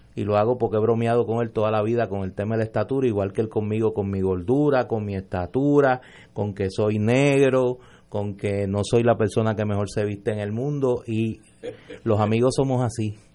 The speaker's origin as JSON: {"language": "Spanish", "country": "Puerto Rico"}